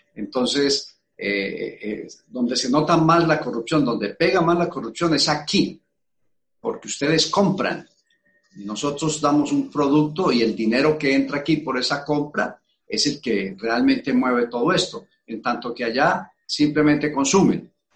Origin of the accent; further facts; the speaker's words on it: Colombia; los colombianos